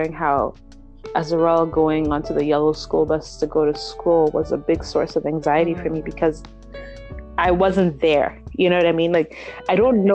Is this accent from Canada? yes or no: no; Nigeria; moved away; my sister, my siblings and I, we grew up in Nigeria.